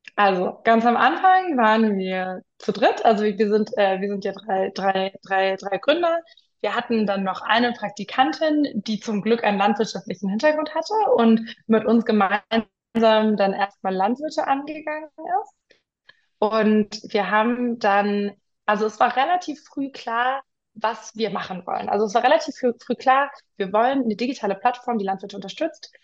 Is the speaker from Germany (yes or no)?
yes; Munich, Bavaria, Germany; moved away as an adult; also born or lived in London; ich bin in München aufgewachsen